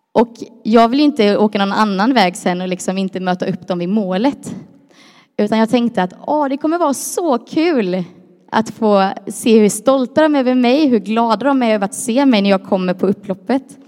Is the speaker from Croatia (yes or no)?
yes; Croatia; jag är ju kroat som en del vet, och är man kroat så tycker man om att vara lite överdriven